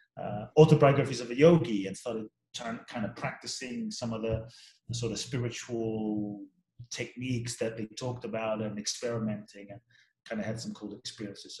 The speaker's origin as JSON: {"language": "English", "region": "London", "country": "United Kingdom", "tie": "born or raised there", "also_born_or_lived": "Ghana", "said": "I grew up in London, so I grew up in all these different cultures."}